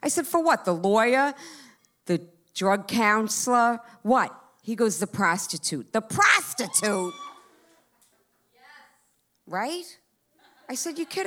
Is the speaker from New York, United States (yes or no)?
yes; Long Island, New York, United States; moved away as an adult; I'm from Long Island